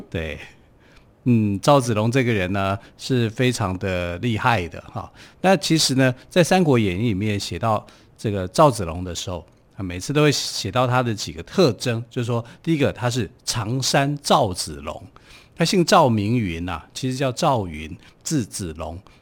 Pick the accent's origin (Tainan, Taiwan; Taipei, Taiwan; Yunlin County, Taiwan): Taipei, Taiwan; 我是从台北市来的，可是我不会讲说我在台北市内湖区啊